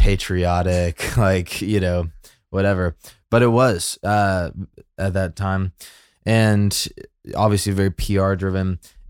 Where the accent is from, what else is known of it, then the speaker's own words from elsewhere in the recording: Birmingham, Alabama, United States; But, you know, I grew up in like in Birmingham. So like red, white, and blue, God's country, like American Christianity.